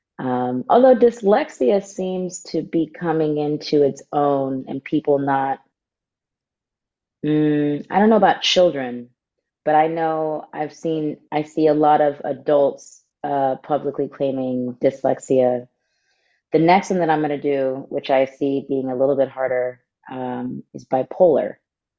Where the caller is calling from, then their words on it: Los Angeles, California, United States; I'm calling in from the stolen lands of the Tongva people, also known as Los Angeles.